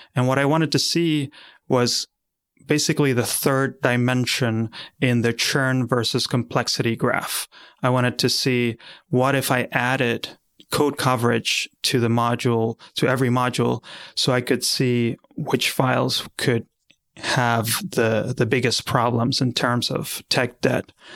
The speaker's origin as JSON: {"language": "English", "country": "Argentina", "moved": "as an adult", "lives_now": "Philadelphia, United States", "said": "I come from Argentina"}